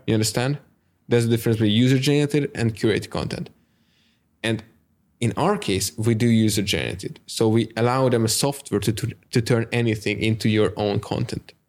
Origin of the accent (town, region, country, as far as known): Hungary; English is a second language